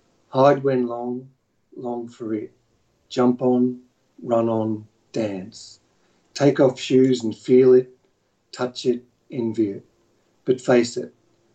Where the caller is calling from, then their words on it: Melbourne, Victoria, Australia; I'm calling from Melbourne in Australia.